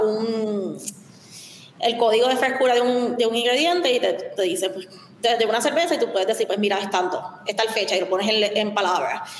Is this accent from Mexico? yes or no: no; Puerto Rico; also born or lived in Chicago / San Francisco